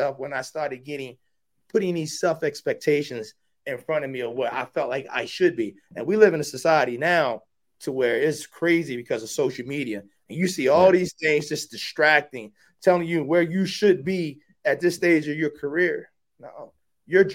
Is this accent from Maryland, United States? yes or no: yes; Baltimore, Maryland, United States; I'm a kid from West Baltimore